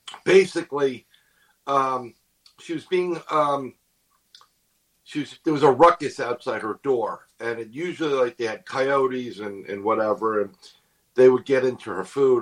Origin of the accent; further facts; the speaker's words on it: New York City, New York, United States; being born and raised in New York City